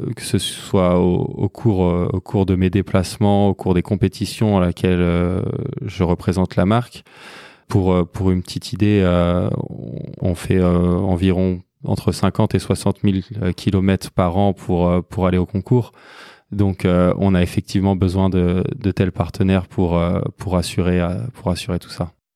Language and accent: French; Rouen, Normandy, France; je suis né à Rouen, en Normandie, où je vis actuellement.